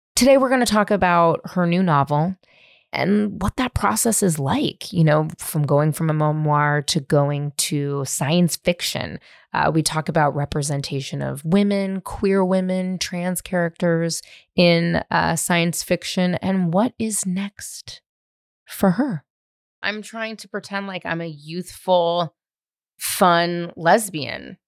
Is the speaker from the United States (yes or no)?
yes; California, United States; I grew up in California